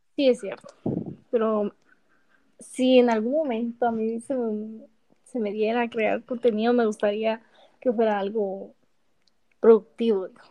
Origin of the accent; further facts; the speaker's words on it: Guatemala; Soy de Guatemala.